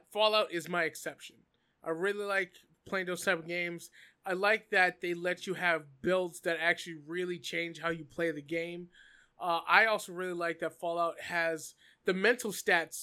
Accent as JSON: {"language": "English", "country": "Canada", "said": "I'm from Canada"}